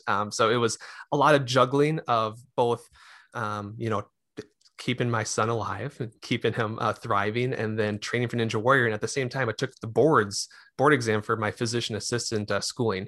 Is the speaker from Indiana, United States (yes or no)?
no; Mahtomedi, Minnesota, United States; also born or lived in Arden Hills, Minnesota / Rochester, Minnesota; now in Lakeville, United States; grew up in, um, Matamidi.